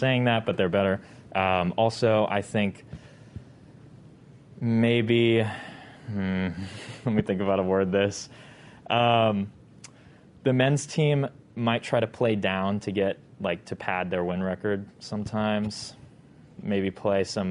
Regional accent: Bay Area, California, United States; moved away; I am from the Bay Area

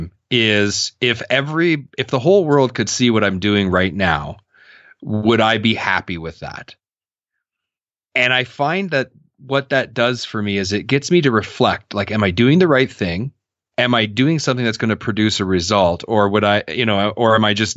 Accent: Canada; I'm Canadian

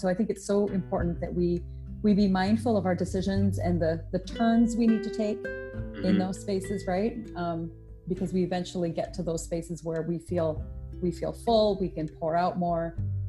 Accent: India; I'm not Black, I'm Indian, East Indian, from India, which some people don't seem to understand that it's not Indiana, and I'm not Native American

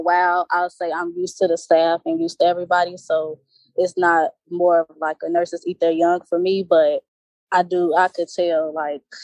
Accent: Hazel Crest, Illinois, United States; I'm from Chicago. The suburbs of Chicago, but I'm from Chicago, Illinois.

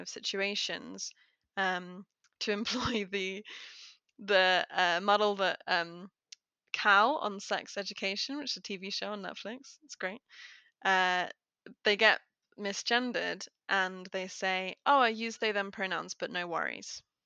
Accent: United Kingdom; I'm very British

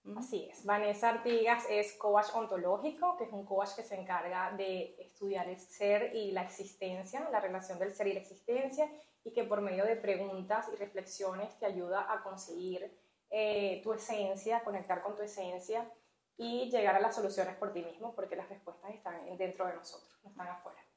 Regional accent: Venezuela; moved away as an adult; now in Canada; pude ejercer la enfermería por más de una década en mi país, en Venezuela.

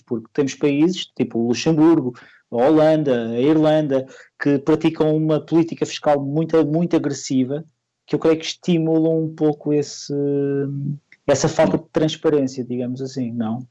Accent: Madeira, Portugal; eu sou da Madeira

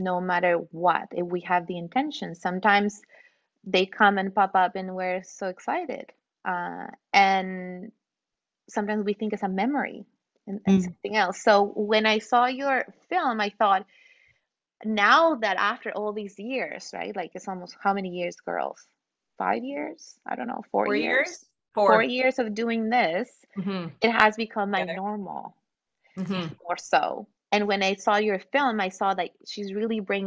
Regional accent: Mexico City, Mexico; moved away; I'm from Mexico City too. I'm from Mexico

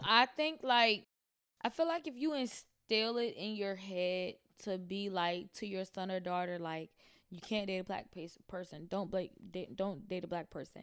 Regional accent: Chesterfield, Missouri, United States; moved away; also born or lived in New York; I grew up in Chesterfield

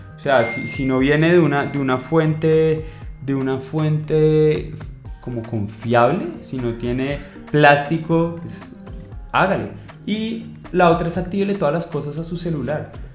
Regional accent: Colombia; somos 43, 45 millones de colombianos

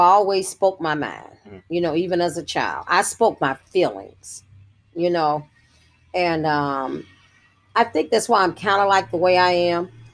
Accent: Jackson, Mississippi, United States; I was delivered, I think, by Dr. Robert Smith or Dr. Britton, one of the African American doctors that was prominent in the, our community in Jackson, Mississippi at that time

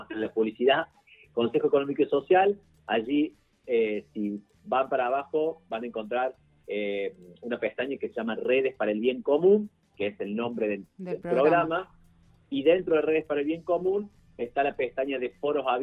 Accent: Córdoba, Argentina; accent: Cordobese tonada; now in Buenos Aires, Argentina; yo, no sé si se me nota por la tonada, pero yo soy cordobés viviendo en este momento en Buenos Aires

